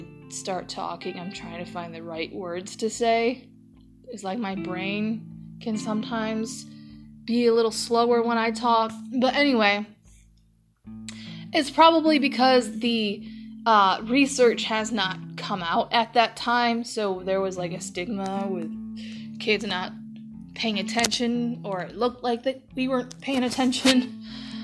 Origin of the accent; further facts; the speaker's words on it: Toledo, Ohio, United States; I'm from Toledo